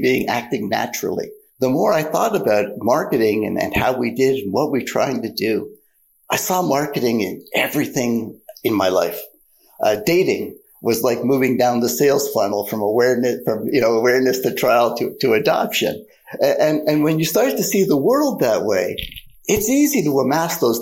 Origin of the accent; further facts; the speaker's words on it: Canada; I am a Canadian. I'm a proud Canadian. And frankly, Canada had paid for my undergrad.